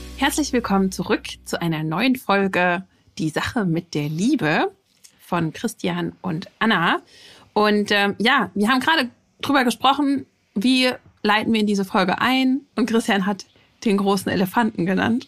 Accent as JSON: {"language": "German", "country": "Germany", "said": "bei uns in Deutschland"}